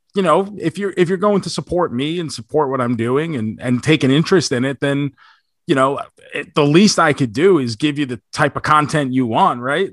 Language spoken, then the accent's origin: English; New York, United States; now in Florida, United States; I grew up in New York